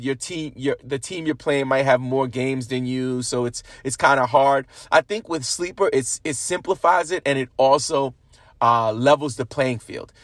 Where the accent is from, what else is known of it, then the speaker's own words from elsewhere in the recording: New York, United States; being a New Yorker